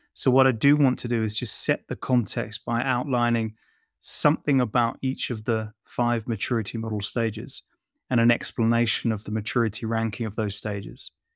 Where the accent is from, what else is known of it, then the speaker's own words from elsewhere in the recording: London, United Kingdom; a poor boy from Shepherd's Bush